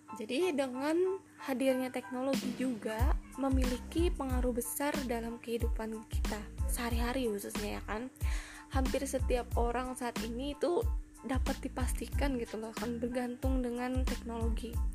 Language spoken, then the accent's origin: Indonesian; Kotabaru, South Kalimantan, Indonesia; daerahku ya yaitu Kabupaten Kota Baru